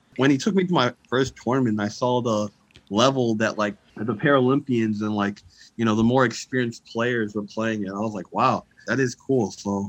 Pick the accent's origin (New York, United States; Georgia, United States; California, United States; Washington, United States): Georgia, United States; Lawrenceville; moved away as an adult; now in Minnesota, United States; I'm from Lawrenceville, Georgia, but I currently go to school in Minnesota.